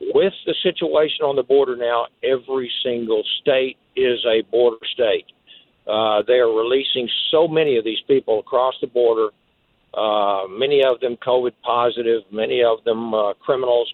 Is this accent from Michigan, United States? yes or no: no; Texas, United States; being a Texan